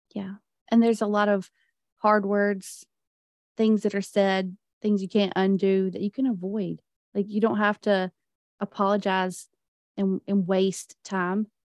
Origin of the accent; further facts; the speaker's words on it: the Bible Belt, United States; I was raised in the Bible Belt